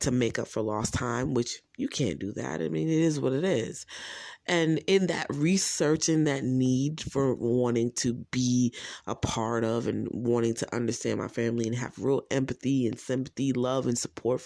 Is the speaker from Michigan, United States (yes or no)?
no; New Jersey, United States; I am from New Jersey.